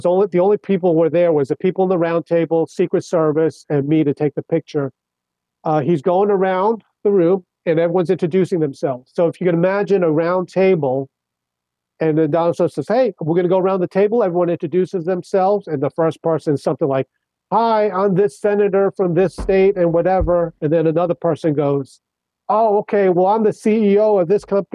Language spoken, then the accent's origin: English; Kings Park, New York, United States; also born or lived in Brooklyn, New York; grew up on Long Island. So I was in Suffolk County